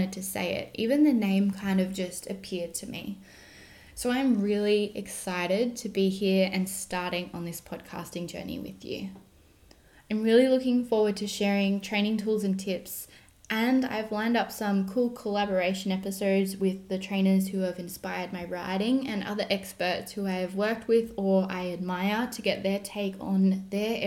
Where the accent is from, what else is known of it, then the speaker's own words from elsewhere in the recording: Australia; also born or lived in Germany; I am an Australian dressage trainer and coach based out of the Southern Highlands, New South Wales